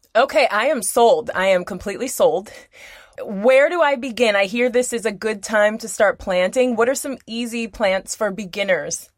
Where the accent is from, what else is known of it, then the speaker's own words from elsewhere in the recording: Cleveland, Ohio, United States; moved away as an adult; now in Florida, United States; I'm from Cleveland, and I was really doing big things in my garden. And then I came here in 2005